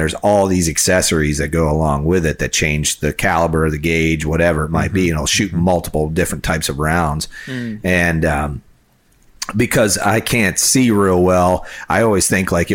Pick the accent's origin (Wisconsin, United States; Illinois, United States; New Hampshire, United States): Illinois, United States; I grew up in Illinois